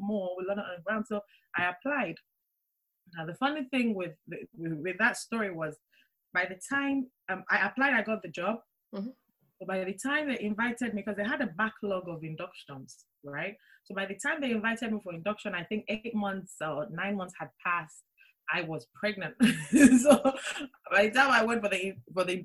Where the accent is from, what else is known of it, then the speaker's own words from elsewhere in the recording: Nigeria; moved away as an adult; now in Kent, United Kingdom; Born and raised in Nigeria. Moved to the UK in 2002 in search of greener pastures.